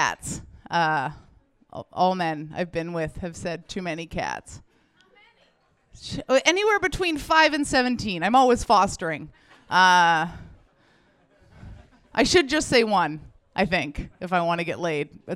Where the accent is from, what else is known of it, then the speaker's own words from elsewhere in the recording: Ontario, Canada; now in Vancouver, Canada; I'm not from Vancouver. Like most people, Ontario, yeah, all of us. At some point you just move. I moved out here